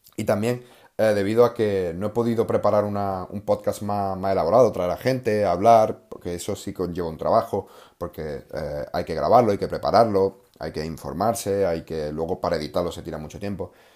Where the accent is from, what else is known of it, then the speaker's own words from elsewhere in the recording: Córdoba, Andalusia, Spain; un pueblo de, de, de, de Córdoba, de donde yo soy